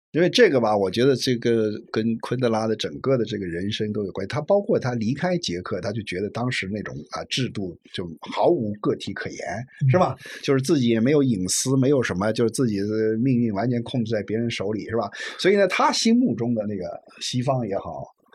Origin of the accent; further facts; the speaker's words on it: China; 这也是中国人，中国人能学啊嗯，善学，这是我们的一大特点